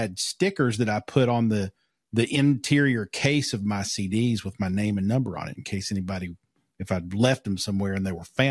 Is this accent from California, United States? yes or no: no; Pikeville, Kentucky, United States; I grew up in Pikeville